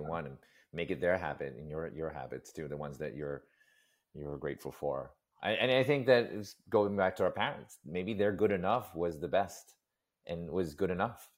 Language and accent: English; New York City, New York, United States; growing up in New York City